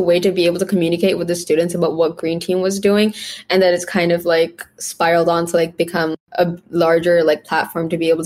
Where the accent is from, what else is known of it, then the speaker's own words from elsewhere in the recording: India; now in Canada; I'm from India